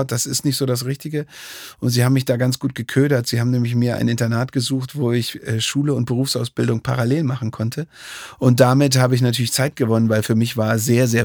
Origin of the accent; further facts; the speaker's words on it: Dresden, Saxony, Germany; born there; und ich bin selber ja schon fast 20 Jahre jetzt ähm, gebürtiger Dresdner